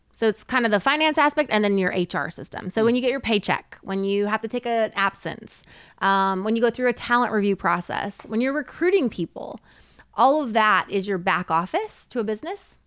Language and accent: English; Southern California, United States; now in Texas, United States; I grew up in Southern California